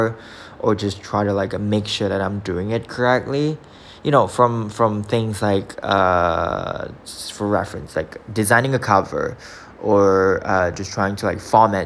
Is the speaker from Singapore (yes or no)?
yes; Singapore; I'm from Singapore